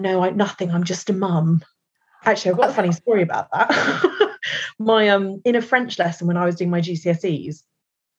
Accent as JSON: {"language": "English", "country": "Ireland", "said": "as Irish women"}